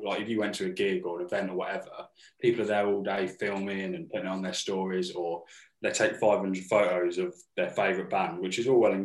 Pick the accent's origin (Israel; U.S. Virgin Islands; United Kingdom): United Kingdom; Northampton, East Midlands; we're from Northampton.